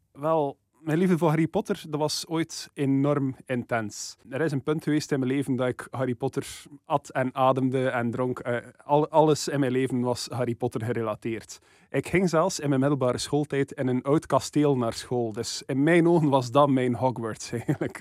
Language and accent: Dutch; West Flanders, Belgium; als West-Vlaming